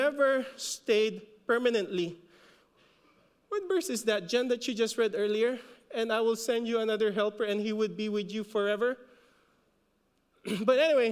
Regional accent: Philippines; accent: Filipino; We kind of messed up the pronunciation because of our Filipino accent

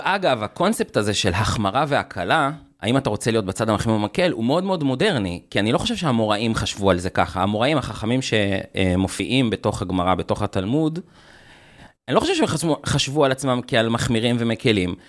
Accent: Jerusalem, Jerusalem District, Israel; משפחה, אה, כורדית, חילונית, מסורתית, גרנו בירושלים

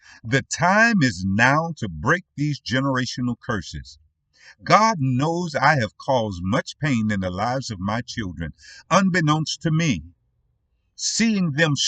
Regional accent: United States; we as Black American parents

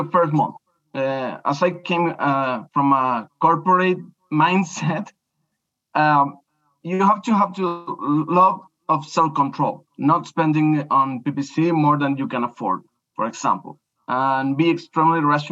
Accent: Chile; I'm from Chile, Latin America.

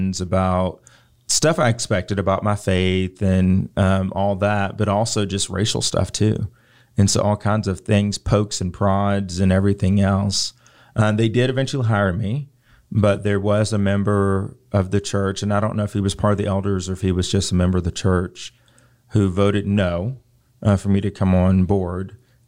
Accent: Richmond, Virginia, United States; So growing up, the city that I was born in Richmond, Virginia, is predominantly black, or at least was when I was there.

